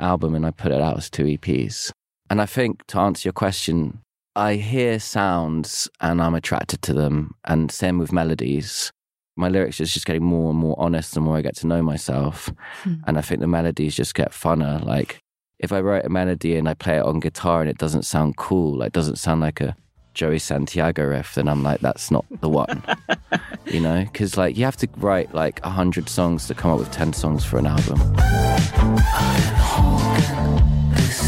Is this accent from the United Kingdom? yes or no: yes; London, United Kingdom; as a kid growing up in London